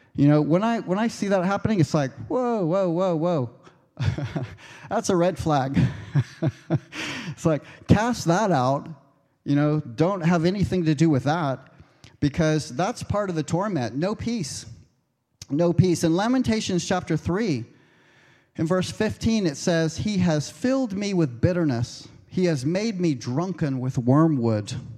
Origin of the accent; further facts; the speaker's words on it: United States; moved away; I'm American